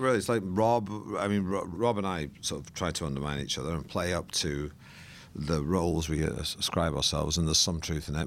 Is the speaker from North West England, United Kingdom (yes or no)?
yes; Manchester, North West England, United Kingdom; I grew up in Manchester